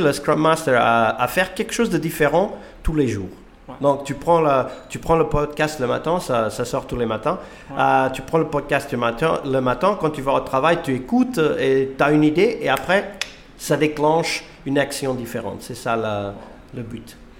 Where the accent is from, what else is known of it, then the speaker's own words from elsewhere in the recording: Portugal; moved away as an adult; now in Finland; Je suis portugais, j'habite en Finlande depuis 20